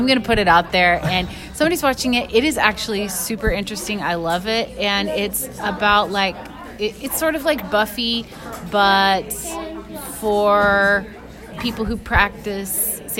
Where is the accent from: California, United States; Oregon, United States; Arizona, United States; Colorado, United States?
Oregon, United States; Sandy; born or raised there